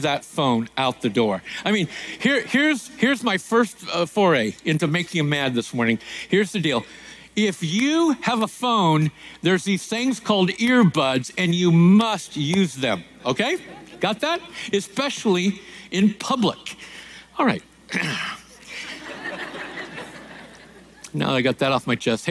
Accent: Centralia, Washington, United States; moved away; growing up in Centralia, Washington

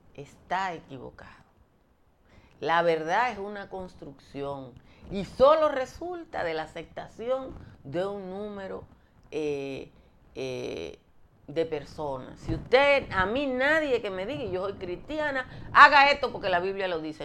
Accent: Nizao, Peravia, Dominican Republic; yo soy de Nizao y Nizao está

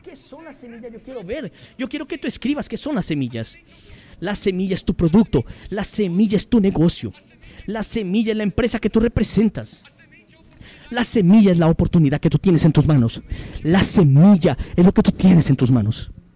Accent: São Paulo, Brazil; 34 años, soy de Sao Paulo

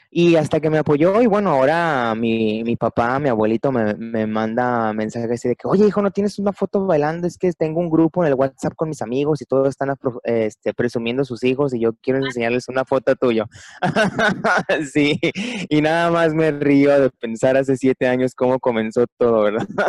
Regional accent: Puerto Vallarta, Jalisco, Mexico; soy originario de Puerto Vallarta, Jalisco, México

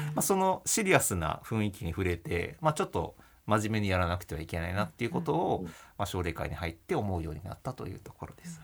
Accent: Hachioji, Tokyo, Japan; also born or lived in Tokorozawa, Saitama; 埼玉県の所沢市っていうところで生まれたんですけど、あの、まあ、幼稚園かの時からはですね、あの、八王子市というところで、まあ、引っ越しまして

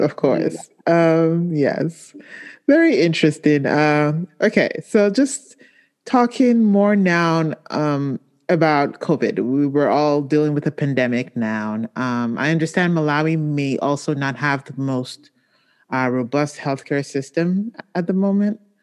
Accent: Nigeria; moved away; my home country of Nigeria

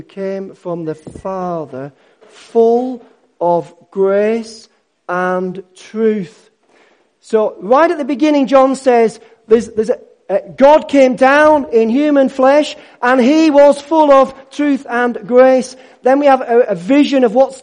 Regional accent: Yorkshire and the Humber, United Kingdom; I'm a Yorkshireman.

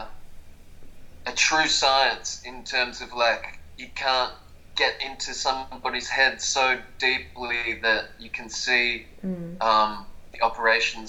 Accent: Melbourne, Victoria, Australia; Sometimes I tell people Melbourne, Vietnam

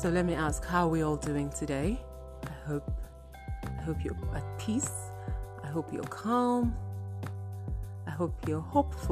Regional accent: Benue, Nigeria; I'm from Benue State

